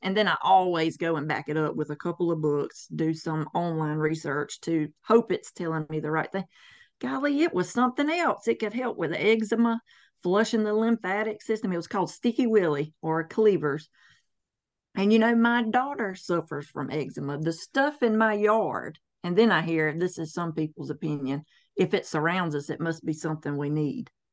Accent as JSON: {"language": "English", "area": "the Bible Belt", "region": "the South", "country": "United States", "tie": "born or raised there", "said": "born and raised in the Bible Belt, the armpit of the South"}